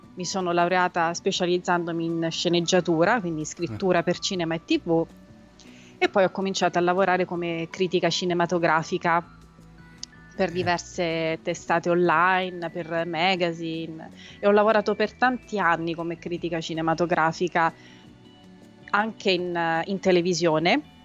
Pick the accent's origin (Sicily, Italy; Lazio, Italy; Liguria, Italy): Lazio, Italy; Rome; also born or lived in Tuscany; io sono nata a Roma, cresciuta per metà a Roma e per metà in Toscana